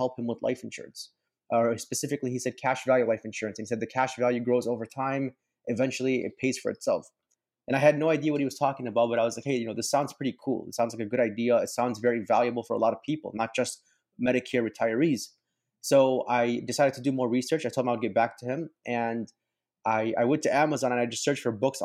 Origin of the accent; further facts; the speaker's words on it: Palos Hills, Illinois, United States; I grew up in Chicago. I grew up in a suburb right outside of Orland Park. It's Palos Hills.